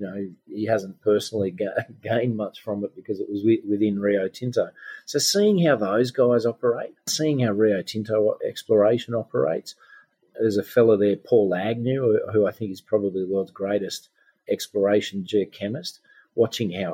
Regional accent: Glen Innes, New South Wales, Australia; my hometown of Glen Innes in northern New South Wales

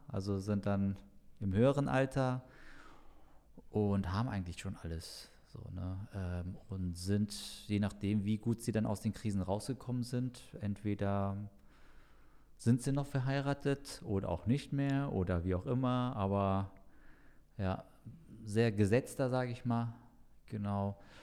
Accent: Frankfurt, Hesse, Germany; das ja der Stadtteil ist, wo ich aufgewachsen bin, so mein ganzes Leben lang dort gelebt habe

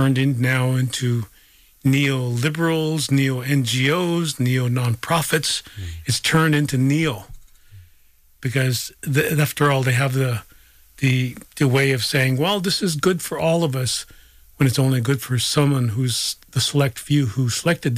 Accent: South Dakota, United States; I'm from South Dakota

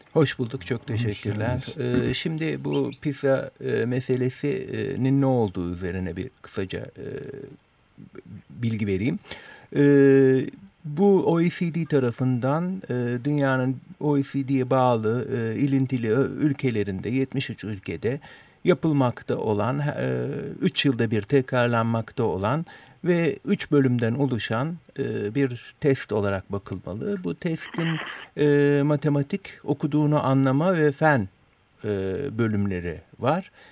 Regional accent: Turkey; first language Turkish

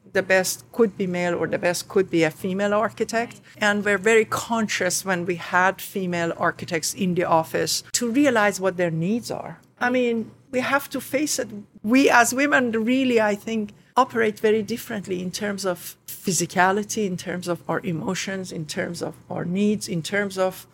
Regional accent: Khuzestan, Iran; English is a second language; moved away as an adult; now in New York, United States; Both my sister and myself were born in the southern part of Iran, Ostan Khuzestan, the province of Khuzestan

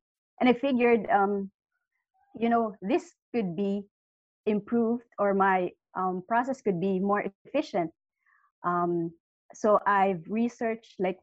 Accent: Philippines; I'm from the Philippines

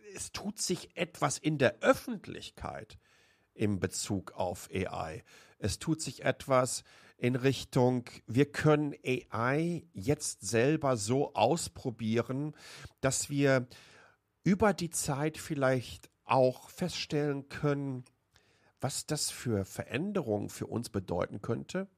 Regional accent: Waltrop, North Rhine-Westphalia, Germany; now in Taiwan; Ich bin in Waltrop groß geworden, im Kreis Recklinghausen.

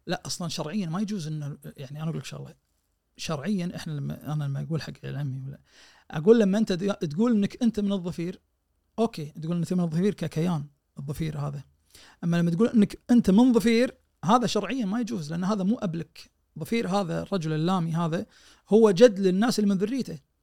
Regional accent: Kuwait; احنا عندنا بالكويت

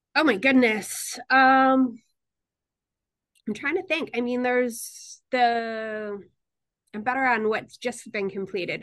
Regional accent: Newtown, Connecticut, United States; also born or lived in Bridgeport, Connecticut; now in New Haven, United States; I was born in Bridgeport, Connecticut, but I grew up in Newtown, Connecticut

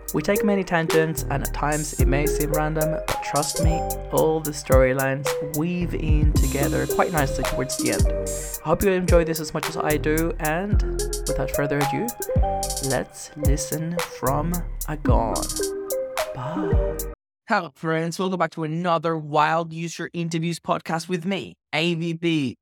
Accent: Venezuela; moved away; also born or lived in Australia; I grew up in Venezuela

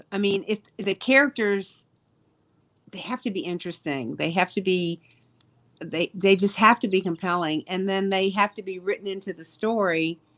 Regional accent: Jackson, Mississippi, United States; I've done my hometown. Come on now, Jackson.

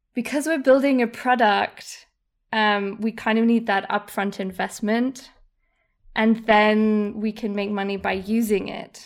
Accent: Munich, Bavaria, Germany; accent: posh English; moved away as an adult; also born or lived in United Kingdom; I was born and raised in Munich

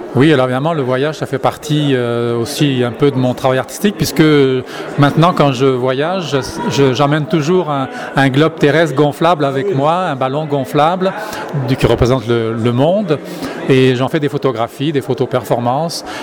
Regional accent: France; now in Canada; en tant que Français, je retourne en France une fois par année

